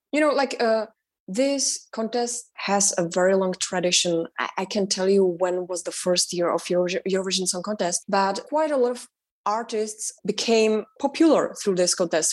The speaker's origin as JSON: {"language": "English", "region": "Prague", "country": "Czechia", "tie": "born or raised there", "also_born_or_lived": "north of the Czech Republic / Germany", "second_language": "English", "moved": "as an adult", "lives_now": "United States", "said": "i was born in prague and i grew up in the north of the czech republic because uh, my father was a winemaker so the first six years of my life I spent outside of Prague and I really enjoyed that. And then when I was six years old, I moved with my sister and my mother to Prague"}